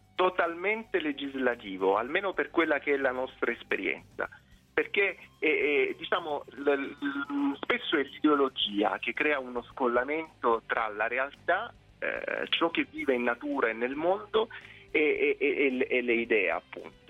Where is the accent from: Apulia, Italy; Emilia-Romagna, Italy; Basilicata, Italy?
Apulia, Italy; Lecce; now in Rome, Italy; io sono originario di Lecce